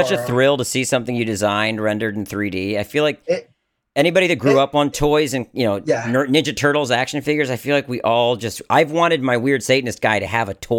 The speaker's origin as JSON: {"language": "English", "region": "Maryland", "country": "United States", "tie": "born or raised there", "said": "I grew up in Maryland, and so I have the Goat Man of Maryland."}